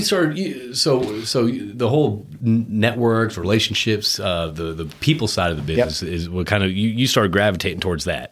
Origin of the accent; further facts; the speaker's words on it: Connecticut, United States; now in Texas, United States; I grew up in Connecticut